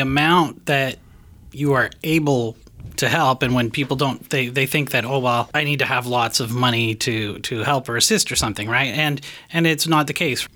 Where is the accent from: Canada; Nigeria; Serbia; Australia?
Canada; now in United States; I'm from Canada